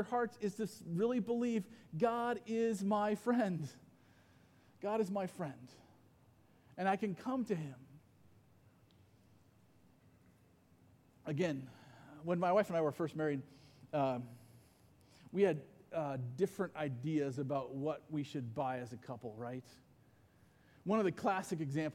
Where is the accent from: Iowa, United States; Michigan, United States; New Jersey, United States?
Iowa, United States; I grew up mostly in Iowa